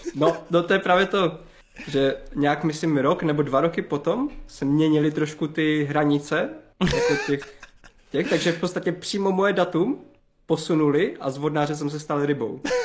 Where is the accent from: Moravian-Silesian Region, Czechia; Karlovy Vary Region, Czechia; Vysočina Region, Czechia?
Moravian-Silesian Region, Czechia; Havířov; pocházím z Havířova, z okolí Havířova, z takové malé vesničky, kousek od Havířova